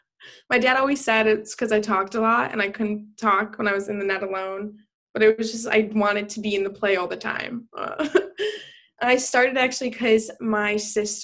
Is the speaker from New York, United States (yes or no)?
yes; Buffalo, New York, United States; moved away; I am from Buffalo. But Buffalo will always be in my heart.